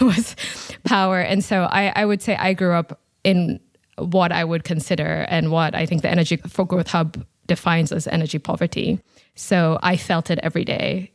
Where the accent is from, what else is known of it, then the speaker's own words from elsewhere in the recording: Nairobi, Kenya; moved away; I'm originally from Nairobi in Kenya, so I'm, I'm from Africa